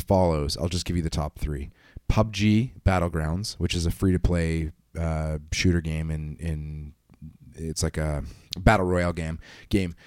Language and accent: English; Canada; being a Canadian